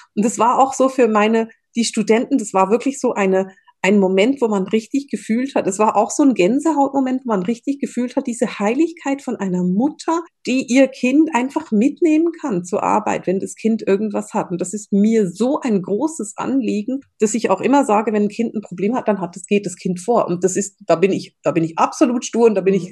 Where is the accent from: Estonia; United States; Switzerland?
Switzerland; bei uns in der Schweiz